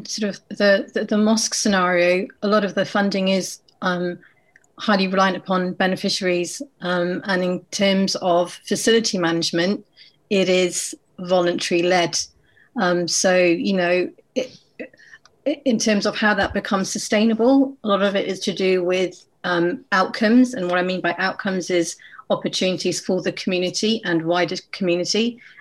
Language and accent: English; Oxford, South East England, United Kingdom; As a young child growing up in Oxford in the 80s